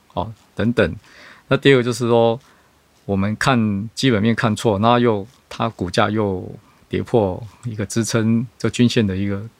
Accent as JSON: {"language": "Chinese", "country": "Taiwan", "said": "所以我们台湾这边可能很需要储能这块相关的建设"}